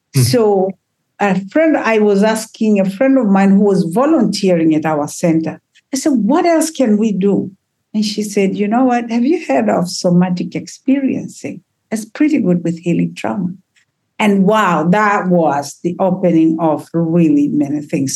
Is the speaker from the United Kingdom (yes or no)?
no; Tanzania; moved away; I come from Africa